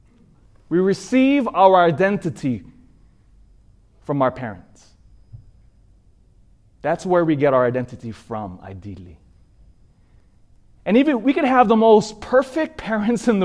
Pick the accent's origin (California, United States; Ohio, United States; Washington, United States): California, United States; Sacramento; I grew up in Sacramento